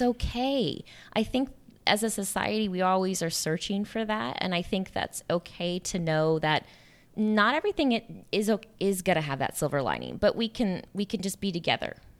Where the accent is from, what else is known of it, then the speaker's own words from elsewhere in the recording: small town Iowa, United States; moved away; I'm from Iowa